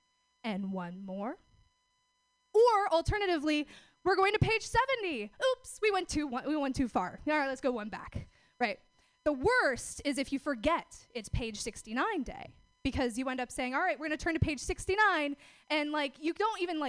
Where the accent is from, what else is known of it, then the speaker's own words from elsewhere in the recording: Oregon, United States; I'm from out of town. I'm actually from Oregon.